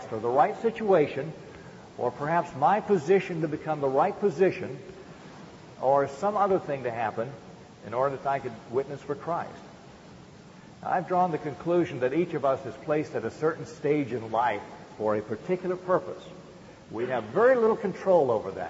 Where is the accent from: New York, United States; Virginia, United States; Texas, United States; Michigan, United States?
Virginia, United States; Arrett; I was born in Arrett, Virginia, on a little tobacco farm, in a little farmhouse there